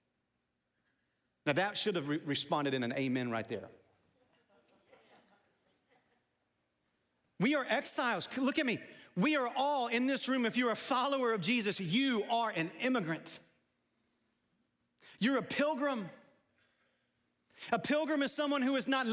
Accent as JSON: {"language": "English", "country": "United States", "said": "I'm a Christian before I'm an American."}